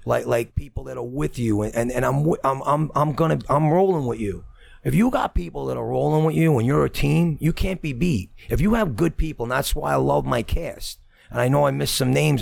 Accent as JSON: {"language": "English", "town": "Brooklyn", "region": "New York", "country": "United States", "said": "I'm from Brooklyn"}